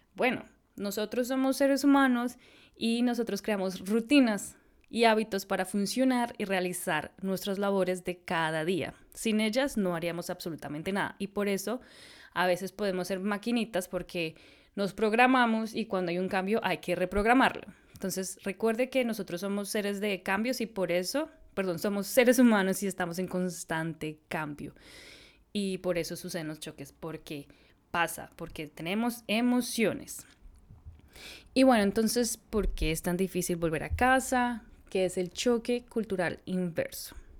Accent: Bogotá, Colombia; moved away as an adult; also born or lived in Austin, United States / India / San Francisco, United States / Brazil; como buena bogotana de la ciudad

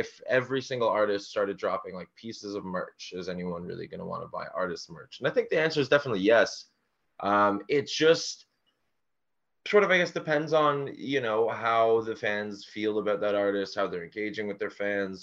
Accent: Toronto, Ontario, Canada; we're from Toronto, and a big artist around where we're from is ….

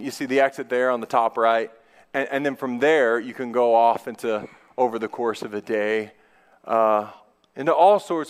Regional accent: United States; I'm a male, I am white, I am middle class, I am an American

